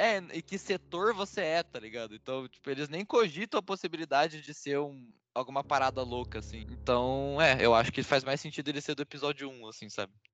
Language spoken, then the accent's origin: Portuguese; Brazil; a gente é brasileiro